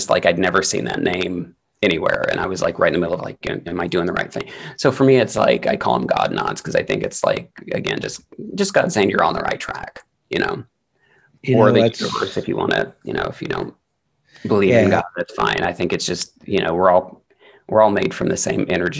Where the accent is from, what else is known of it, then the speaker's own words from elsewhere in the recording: the Bible Belt, United States; moved away; we grew up in the Bible Belt